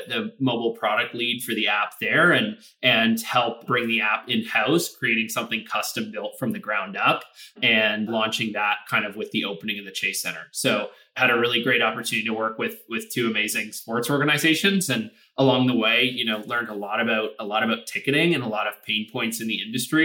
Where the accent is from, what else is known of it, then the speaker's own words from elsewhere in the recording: Toronto, Ontario, Canada; moved away; So I'm actually Canadian, originally born and raised in Toronto